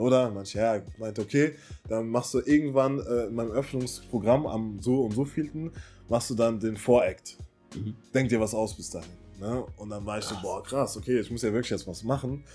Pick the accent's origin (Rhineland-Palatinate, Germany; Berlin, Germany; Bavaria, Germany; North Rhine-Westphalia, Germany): North Rhine-Westphalia, Germany; Cologne; also born or lived in Waiblingen, Baden-Württemberg; Ich komme aus Köln, gebürtig äh, aus dem Süden, in äh, Weiblingen geboren. Das liegt in der Nähe von Stuttgart.